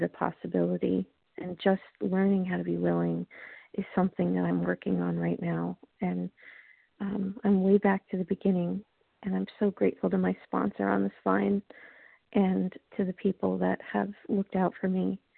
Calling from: Long Island, New York, United States; I'm calling from Long Island, New York.

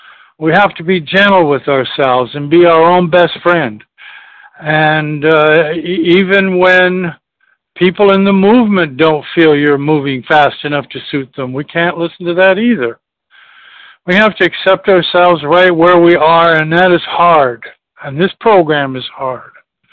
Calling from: Charleston, South Carolina, United States; from Charleston, South Carolina.

